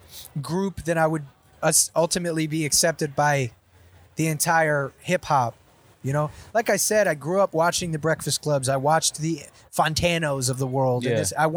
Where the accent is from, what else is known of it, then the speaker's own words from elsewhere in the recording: Compton, California, United States; I'm from Compton and the E on the P on the we on. And then I was just like, this is my story from where I'm from.